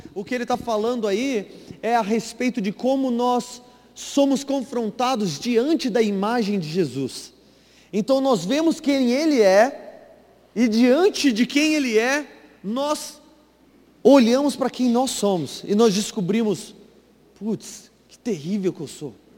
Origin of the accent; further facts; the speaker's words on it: Varginha, Minas Gerais, Brazil; moved away; ela veio lá de Varginha, Minas Gerais, lá de onde eu vim